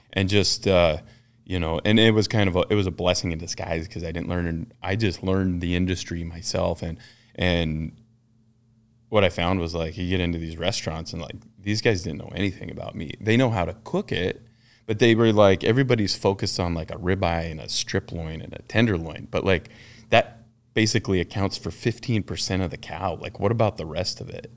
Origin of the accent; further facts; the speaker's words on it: Ten Sleep, Wyoming, United States; I'm, uh, basically born and raised in Ten Sleep, Wyoming